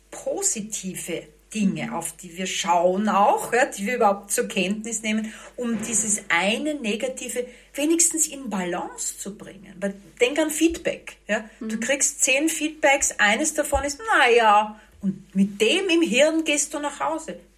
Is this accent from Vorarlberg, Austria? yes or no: no; Vienna, Austria; ich bin eine geborene Wienerin.